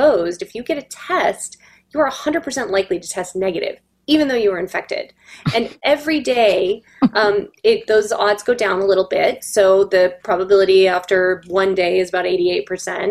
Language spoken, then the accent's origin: English; Palos Verdes, California, United States; I grew up in Palos Verdes